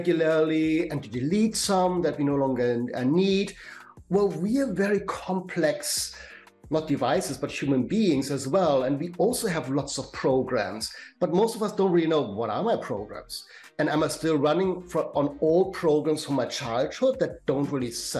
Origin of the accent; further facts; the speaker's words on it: Germany; accent: German; English is a second language; moved away as an adult; now in London, United Kingdom; I'm German born, as you may get from my German accent, but I have been living in London for 25 years.